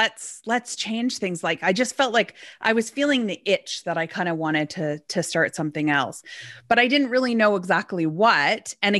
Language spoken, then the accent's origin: English; Edmonton, Alberta, Canada; born there; I was born in Edmonton, Alberta.